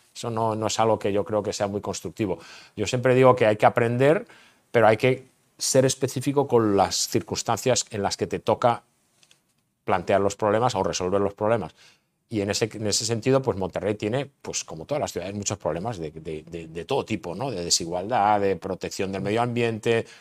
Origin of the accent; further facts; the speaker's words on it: Barcelona, Catalonia, Spain; also born or lived in Madrid; now in Austin, United States; nací en Barcelona